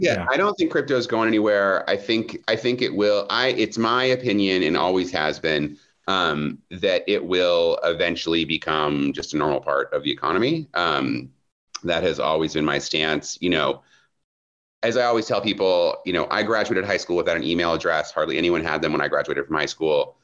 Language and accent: English; Midwest, United States; I grew up in the Protestant church, you know, very mellow Protestant church in the Midwest